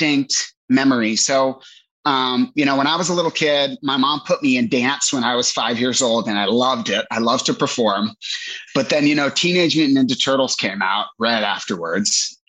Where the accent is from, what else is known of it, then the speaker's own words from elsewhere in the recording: Northern Virginia, United States; moved away as an adult; now in Los Angeles, United States; I grew up a jock in Northern Virginia